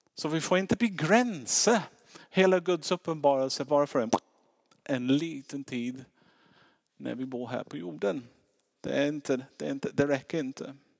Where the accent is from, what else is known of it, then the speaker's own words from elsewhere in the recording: England, United Kingdom; Swedish is a second language; now in Sweden; Det märks på min uttal, jag är inte svensk